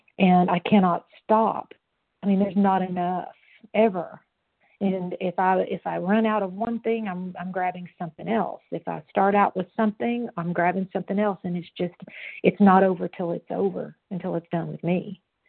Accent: Knoxville, Tennessee, United States; I was born in Knoxville, Tennessee.

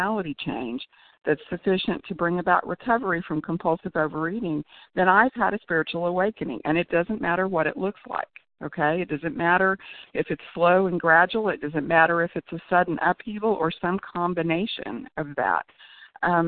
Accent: Tulsa, Oklahoma, United States; I'm from Oklahoma

